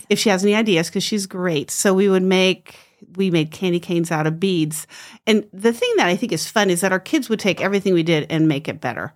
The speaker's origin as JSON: {"language": "English", "region": "New Jersey", "country": "United States", "tie": "born or raised there", "moved": "as an adult", "lives_now": "Moscow, United States", "said": "I grew up in New Jersey, moved out to Idaho"}